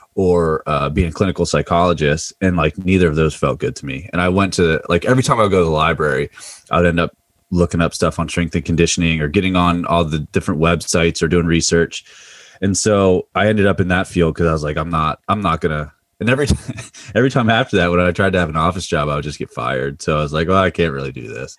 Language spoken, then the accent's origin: English; Mifflin County, Pennsylvania, United States; moved away as an adult; now in Loudoun County, Virginia, United States; grew up about a half an hour south of State College, uh, in Mifflin County, Pennsylvania.